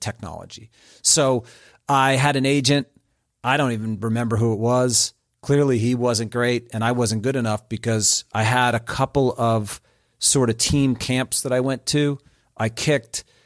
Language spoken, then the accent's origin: English; New Jersey, United States; also born or lived in Springfield, Ohio; now in Atlanta, United States; I grew up in Central Jersey, which is kind of like its own deal.